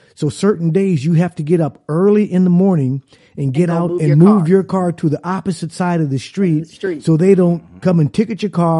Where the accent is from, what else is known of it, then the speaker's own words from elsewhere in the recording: California, United States; now in Dallas, United States; live in Dallas, but I'm from California.